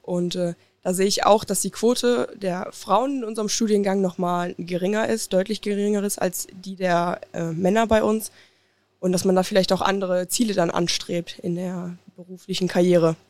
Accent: Oberhausen, North Rhine-Westphalia, Germany; Ich komme aus Oberhausen, also gar nicht weit von hier

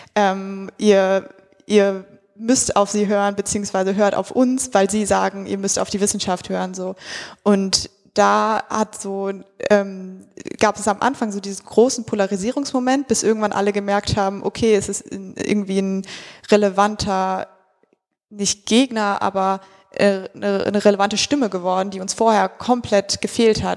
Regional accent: near the Hambach Forest, North Rhine-Westphalia, Germany; Ich komme aus der Nähe von dort

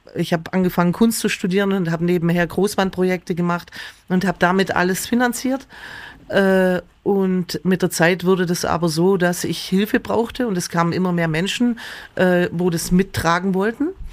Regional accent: Wangen im Allgäu, Baden-Württemberg, Germany; also born or lived in Amtzell; also ich bin aufgewachsen, also praktisch in Amzell geboren, in den Wangen aufgewachsen

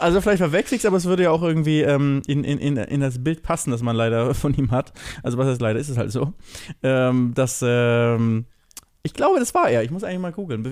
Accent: Germany; bei uns in Deutschland

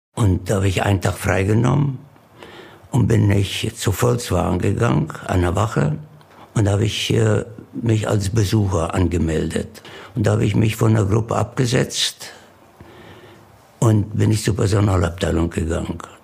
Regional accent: Alberobello, Apulia, Italy; German is a second language; moved away as an adult; now in Bokensdorf, Germany; 18.10.37 geboren in Alberobello, Süditalien und äh, bin hier nach Deutschland, nach Burgensdorf gekommen, 1958 als Landarbeiter.

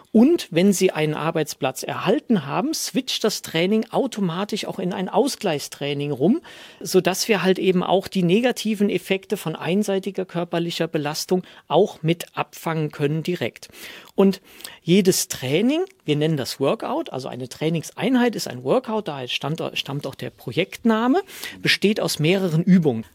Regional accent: Rhineland, Germany; komme aus dem Rheinland

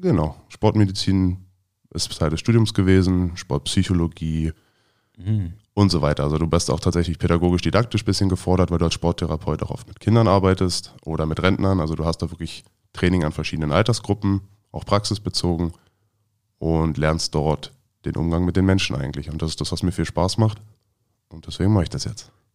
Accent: Neuenhagen, Brandenburg, Germany; born or raised there; also born or lived in Frankfurt am Main, Hesse / Großziethen, Brandenburg / Berlin (Schöneberg); now in Potsdam, Germany

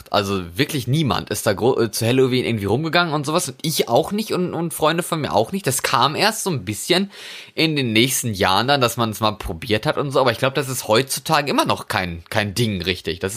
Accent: North Rhine-Westphalia, Germany; now in Norway; Bei uns in, in Westfalen. Ach so. Also wo ich herkomme, wo ich geboren wurde.

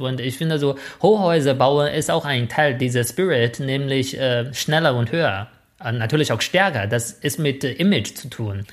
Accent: Shijiazhuang, Hebei, China; accent: northern Chinese dialect; German is a second language; moved away; in meiner Heimatstadt Shijiazhuang

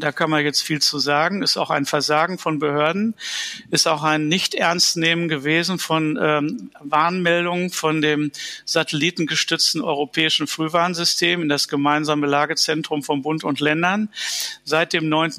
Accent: Dortmund, North Rhine-Westphalia, Germany; In Dortmund, wo ich aufgewachsen bin

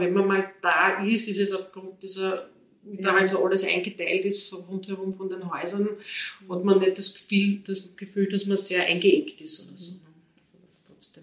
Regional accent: Vienna, Austria; moved away as an adult; now in Pressbaum, Austria; ich komme ja eigentlich ursprünglich aus Wien, ich komme aus dem 10. Bezirk

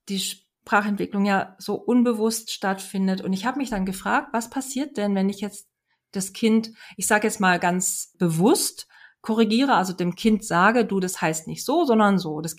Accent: Hesse, Germany; ich komme aus Hessen und habe Hochdeutsch gelernt und bin dann nach Baden-Württemberg gekommen

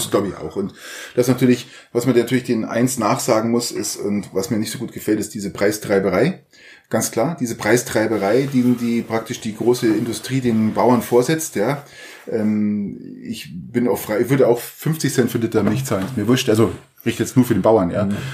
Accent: Garmisch-Partenkirchen, Bavaria, Germany; ich komme ja aus Garmisch

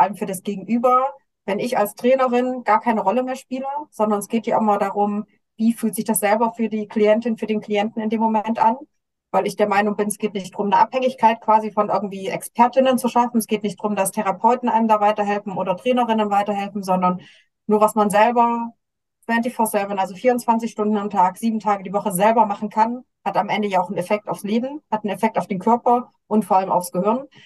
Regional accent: Germany; bei uns in Deutschland

